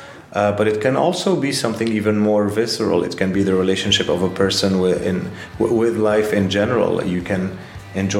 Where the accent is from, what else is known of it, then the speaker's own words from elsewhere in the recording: Lebanon; moved away as an adult; also born or lived in Paris, France; I'm from Lebanon. And I moved to Paris in the early 2000s, and I lived there for a decade